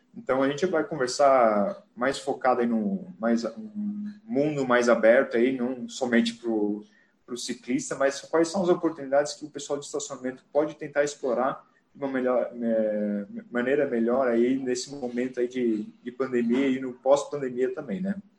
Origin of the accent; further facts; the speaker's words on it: Joinville, Santa Catarina, Brazil; moved away as an adult; now in São Paulo, Brazil; sou natural de Joinville, Santa Catarina, Estou morando aqui em São Paulo é, aproximadamente aí 10 anos já.